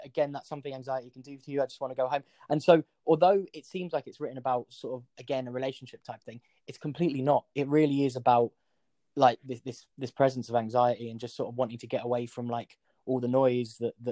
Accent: London, United Kingdom; I'm a singer. I'm from North London.

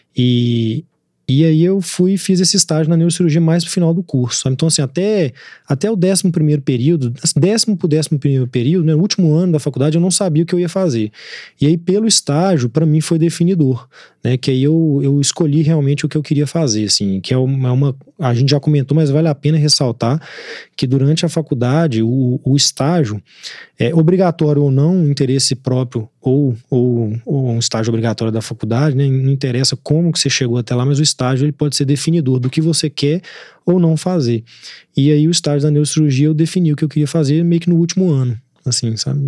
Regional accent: Belo Horizonte, Minas Gerais, Brazil; eu nasci aqui, minha juventude eu passei aqui

